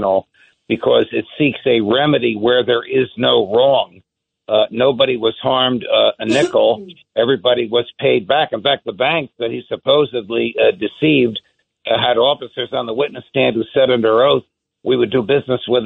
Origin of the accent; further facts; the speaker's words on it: New Jersey, United States; I'm a New Jersey guy